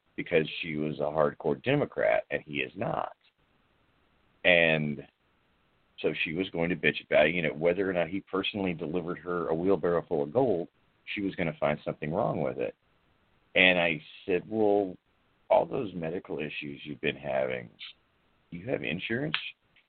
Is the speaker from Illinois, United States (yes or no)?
yes; Chicago, Illinois, United States; I'm black. I'm from Chicago.